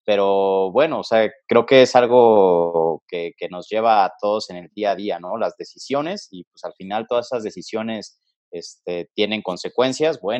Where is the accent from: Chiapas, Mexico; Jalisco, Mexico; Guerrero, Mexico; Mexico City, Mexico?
Mexico City, Mexico; born there; Pues mira, fíjate que soy un chavo ya no tan chavo, nacido aquí en la Ciudad de México, ¿no? Este, ya con 33 años de, edad, nacido por ahí del 87.